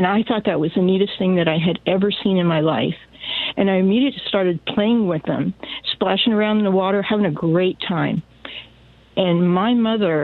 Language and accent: English; Long Island, New York, United States; now in Sacramento, United States; I grew up in New York, mm-hmm. and Long Island, very racist area